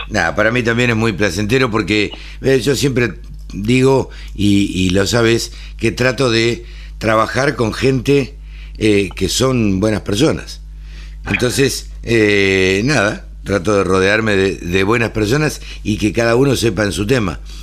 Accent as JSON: {"language": "Spanish", "country": "Argentina"}